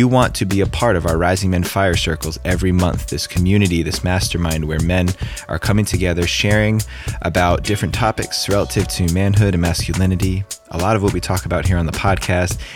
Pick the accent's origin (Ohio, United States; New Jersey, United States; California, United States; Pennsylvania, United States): New Jersey, United States; born or raised there